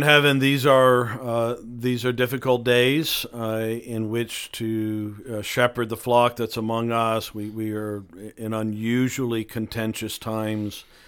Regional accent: United States; we are so American

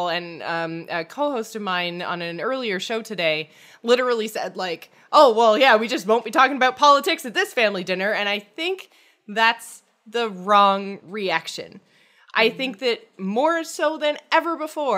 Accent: Canada; I am Canadian. I am not American

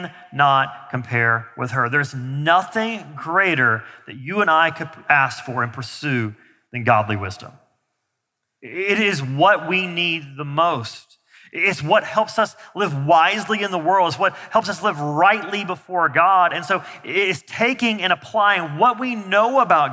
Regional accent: the South, United States; I grew up in the South

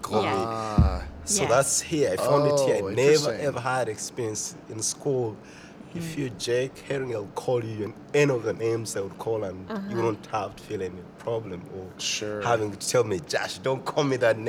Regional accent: Uganda; moved away as an adult; now in United States; I come from Uganda. Uganda is in eastern part of Africa.

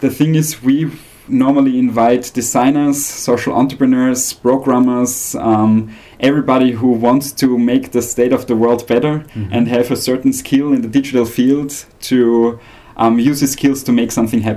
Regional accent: Austria; I'm from Austria

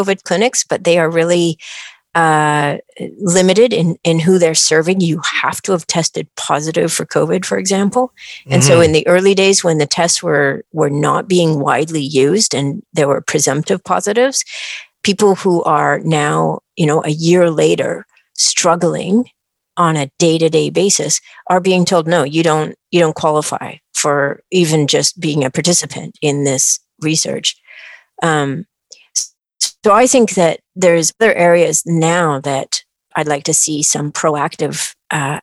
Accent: British Columbia, Canada; I'm a British Columbian

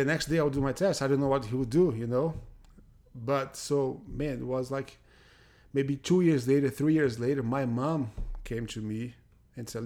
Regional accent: Fortaleza, Ceará, Brazil; English is a second language; moved away as an adult; also born or lived in Bahia, Brazil; now in United States; growing up, I grew up pretty much in Fortaleza, right, when I was a little kid

